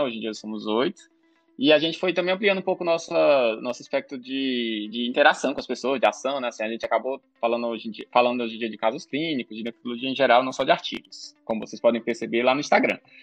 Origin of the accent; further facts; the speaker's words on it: Ceará, Brazil; Eu sou cearense, formado na UFC